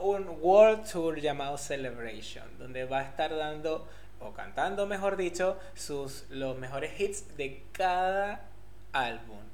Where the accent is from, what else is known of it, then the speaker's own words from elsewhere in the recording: Venezuela; now in Argentina; Nosotros en Venezuela decimos cachos.